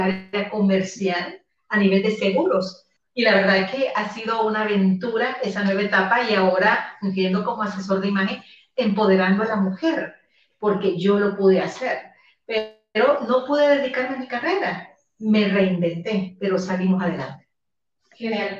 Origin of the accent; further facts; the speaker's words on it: El Salvador; now in Guatemala; yo soy salvadoreña eh, y vivo en Guatemala